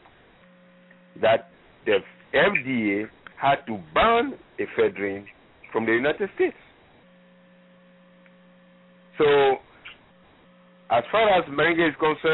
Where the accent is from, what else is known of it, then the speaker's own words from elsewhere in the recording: Ghana; I am from Ghana